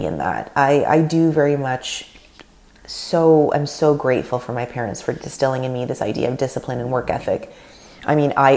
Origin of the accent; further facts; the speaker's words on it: Canada; first language Russian; English is a second language; My parents are Russian. They came from Russia in the late 70s. I was born in Canada, first generation. My mother tongue is Russian.